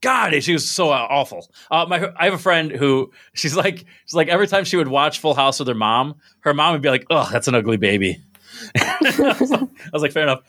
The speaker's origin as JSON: {"language": "English", "town": "Binghamton", "region": "New York", "country": "United States", "also_born_or_lived": "Maryland", "said": "I'm from Binghamton"}